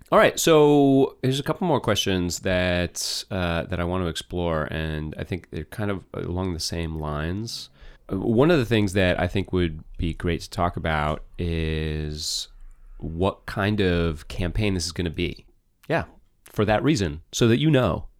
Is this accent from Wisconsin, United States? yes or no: yes; Wisconsin, United States; also born or lived in California; I grew up in Wisconsin, and, oh, I was born in California, though